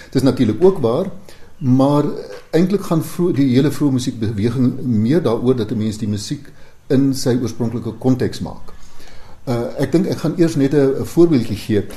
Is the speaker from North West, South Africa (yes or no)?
no; Vredefort, Free State, South Africa; my tuisdorp Vredefort